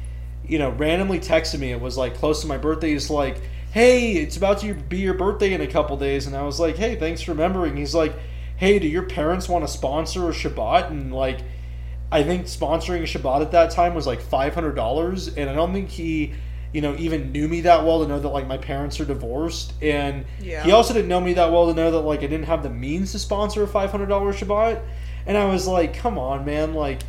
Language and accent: English; Bakersfield, California, United States; also born or lived in San Luis Obispo; when I was growing up in Bakersfield, in high school, I would be the de facto rabbi for my synagogue.